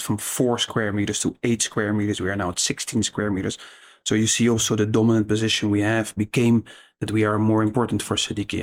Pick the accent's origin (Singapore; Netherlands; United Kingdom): Netherlands; I'm Dutch